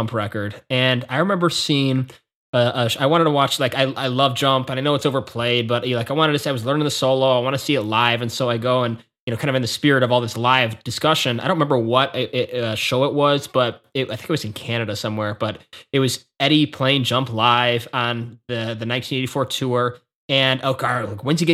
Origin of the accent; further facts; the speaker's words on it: Chicago, Illinois, United States; we're from Chicago, and I grew up a Bulls fan